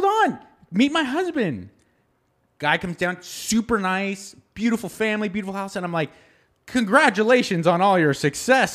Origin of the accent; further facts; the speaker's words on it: San Gabriel Valley, California, United States; I grew up in the San Gabriel Valley